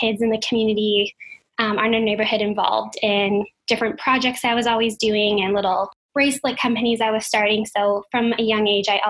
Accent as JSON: {"language": "English", "town": "Calgary", "region": "Alberta", "country": "Canada", "tie": "born or raised there", "said": "I grew up dancing here in Calgary. So I'm a Calgarian born and raised"}